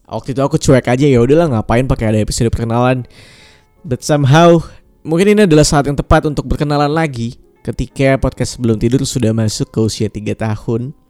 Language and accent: Indonesian; Pontianak, West Kalimantan, Indonesia; moved away as an adult; also born or lived in Yogyakarta; now in Jakarta, Indonesia; Umurku sekarang sekarang 24 tahun Asalku dari Pontianak, Kalimantan Barat, um, besar di sana. Ibu bapakku juga masih di sana. Um, kuliah di Jogja 6 tahun dari 2014 sampai 2020. Dan sekarang aku di Jakarta kerja di sini.